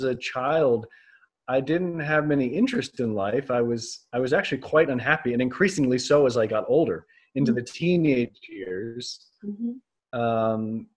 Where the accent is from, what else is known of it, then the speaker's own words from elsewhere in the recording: North Carolina, United States; I grew up on the East Coast in North Carolina